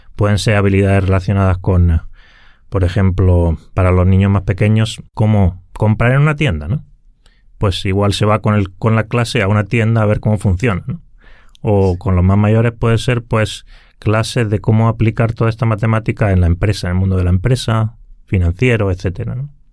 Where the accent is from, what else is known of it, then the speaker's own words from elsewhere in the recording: Granada, Andalusia, Spain; moved away as an adult; now in Helsinki, Finland; yo originariamente soy de España, del sur de España, de Granada, y bueno, allí pasé toda mi infancia.